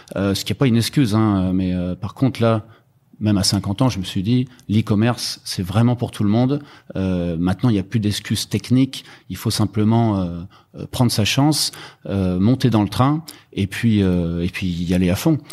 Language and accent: French; Rennes, Brittany, France; moved away as an adult; also born or lived in Germany; now in Hong Kong; je viens de Rennes en Bretagne, mais j'habite euh, à Hong Kong depuis 12 ans avec ma femme et mes enfants